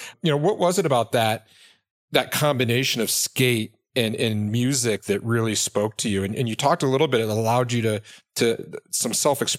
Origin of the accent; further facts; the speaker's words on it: Midwest, United States; moved away; also born or lived in Venice Beach, California; I grew up in the Midwest as well.